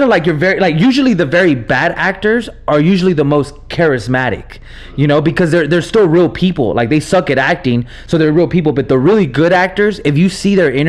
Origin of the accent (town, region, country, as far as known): Texas, United States; born or raised there; English is a second language; also born or lived in Nebraska